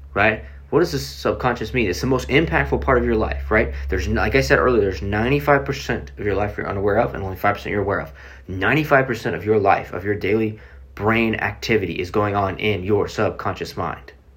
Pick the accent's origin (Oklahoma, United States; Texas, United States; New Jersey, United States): Oklahoma, United States; Oklahoma City; I'm from Oklahoma City